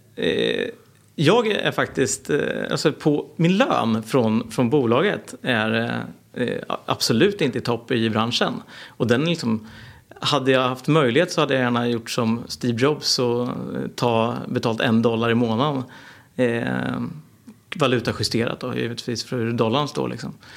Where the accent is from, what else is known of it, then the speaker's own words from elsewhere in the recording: Norrköping, Östergötland, Sweden; jag är en entreprenör från Norrköping.